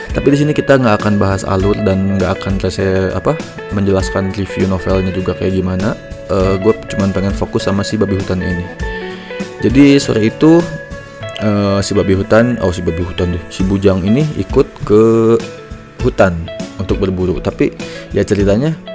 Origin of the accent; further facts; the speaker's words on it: Lembang, West Java, Indonesia; gue orang Lembang